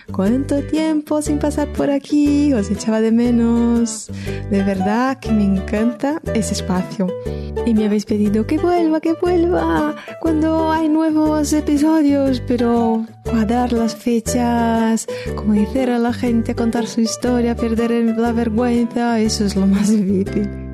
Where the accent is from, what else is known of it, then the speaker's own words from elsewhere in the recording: Brazil; moved away; Eso me hizo recordar de niña que en Brasil